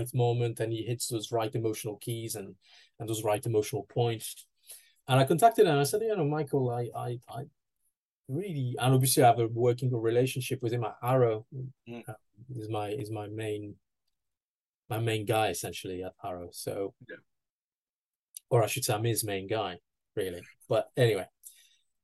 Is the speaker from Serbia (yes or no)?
no; France; moved away as an adult; now in United Kingdom; my hometown in France